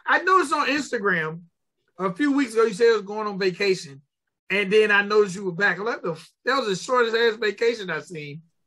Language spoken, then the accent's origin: English; Georgia, United States; I'm from Georgia